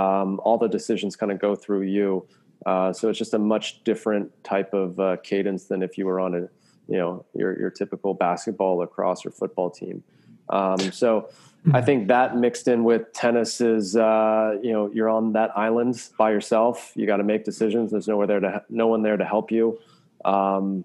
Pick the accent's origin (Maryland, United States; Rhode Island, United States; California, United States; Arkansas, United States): Maryland, United States; moved away as an adult; also born or lived in Florida / Belgium; growing up in Maryland